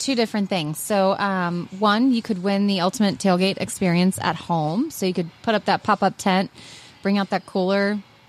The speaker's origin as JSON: {"language": "English", "region": "the South", "country": "United States", "tie": "born or raised there", "said": "I grew up in the South, and I don't do it."}